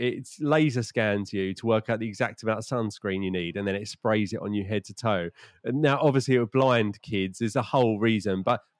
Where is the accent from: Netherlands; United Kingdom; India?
United Kingdom; England; as an English school